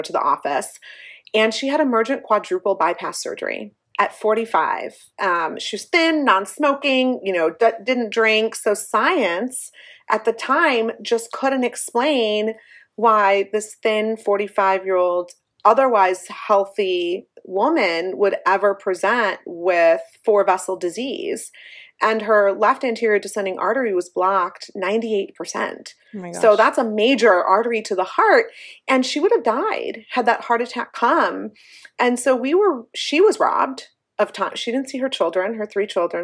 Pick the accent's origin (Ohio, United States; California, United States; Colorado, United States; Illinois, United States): Ohio, United States; Cleveland; We grew up in Cleveland, Ohio